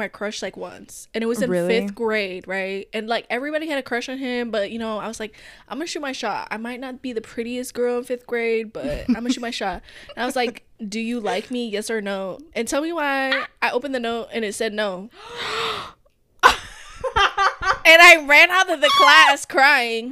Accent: Lacey, Washington, United States; moved away; I'm from Lacey, Washington.

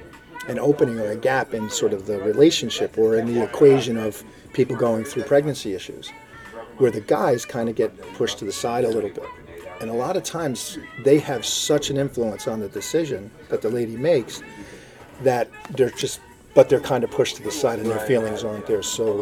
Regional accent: Hawthorne, United States; So I'm from Hawthorne.

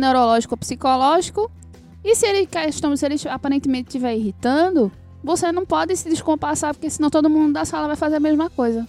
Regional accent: Northeast Region, Brazil; sou do Nordeste, assim, é uma mãe nordestina

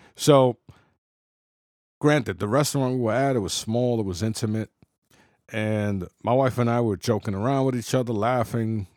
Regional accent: New York City, New York, United States; I was, you know, born and raised in the Bronx

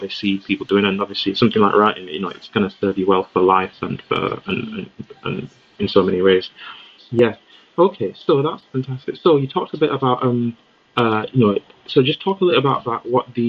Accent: Leeds, Yorkshire and the Humber, United Kingdom; also born or lived in Nigeria / Riyadh, Saudi Arabia; I've been living in Leeds most of my life, like over 20 plus years. So a lot of my formative years in Leeds

